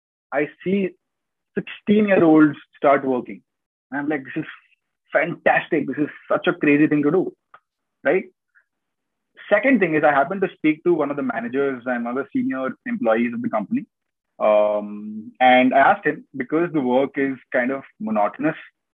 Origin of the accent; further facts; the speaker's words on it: Kolkata, West Bengal, India; moved away as an adult; also born or lived in Rajasthan; now in United Kingdom; I've always lived in Calcutta since my childhood. I was born in Rajasthan, but I was brought up in Calcutta all my life. And I moved to the UK this year in January.